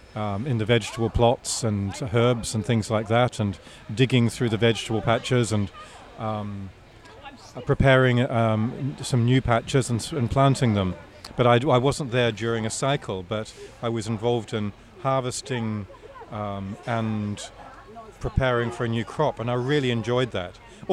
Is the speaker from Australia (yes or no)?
no; England, United Kingdom; first language English; actually, I'm English, it's not my first language.